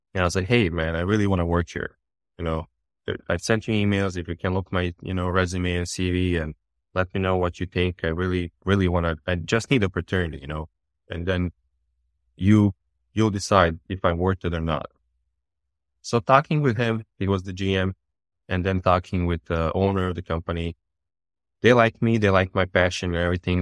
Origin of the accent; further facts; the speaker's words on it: Bosnia & Herzegovina; also born or lived in Serbia; now in United States; I'm born and raised in Bosnia and really, really small town in Bosnia.